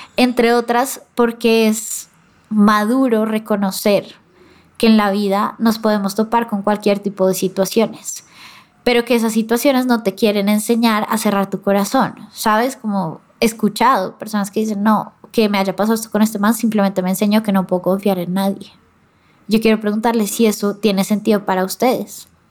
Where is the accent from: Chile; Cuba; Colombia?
Colombia; como colombiana que soy yo